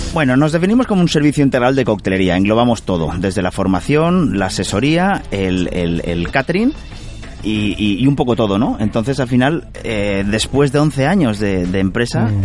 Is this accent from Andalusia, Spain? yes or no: no; Carcaixent, Valencian Community, Spain; yo nacido en Carcaixent y, valenciano